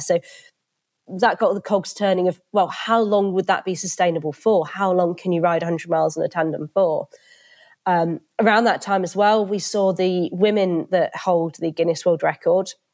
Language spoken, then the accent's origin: English; Reading, South East England, United Kingdom; moved away as an adult; also born or lived in Edinburgh; now in Derby, United Kingdom; I grew up in Reading